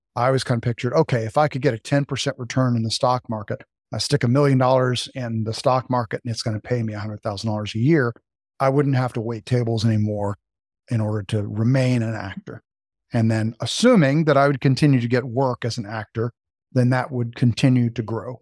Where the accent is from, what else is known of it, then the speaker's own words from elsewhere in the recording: Las Vegas, Nevada, United States; also born or lived in Reno, Nevada; I grew up in Las Vegas, Nevada. I was an Air Force brat.